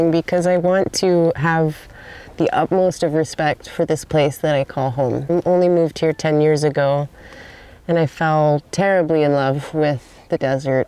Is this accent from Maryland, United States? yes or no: no; Southern California, United States; I am born and raised in Southern California